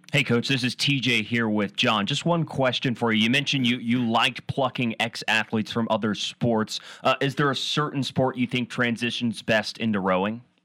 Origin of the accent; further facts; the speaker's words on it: Seattle, Washington, United States; I grew up near Green Lake in in Washington and uh, in Seattle, North Seattle